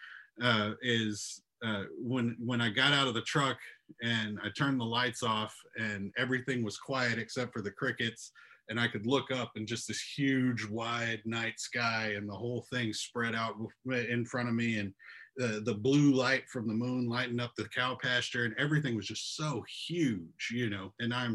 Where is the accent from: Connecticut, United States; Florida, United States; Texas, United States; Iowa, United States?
Texas, United States; Columbus; I'm from Texas. I'm actually located pretty close to Austin, Texas right now, but I grew up in a little small town just south of Houston